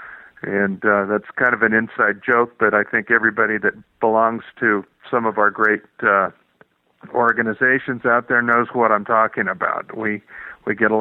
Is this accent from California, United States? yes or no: yes; California, United States; I'm from California